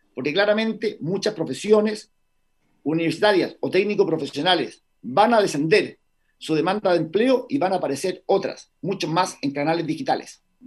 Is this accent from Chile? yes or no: yes; Vitacura, Santiago Metropolitan Region, Chile; yo nací, me crié, viví toda la parte de mi vida más importante, familiar, juvenil, la universidad, mis años de matrimonio, acá en Vitacura.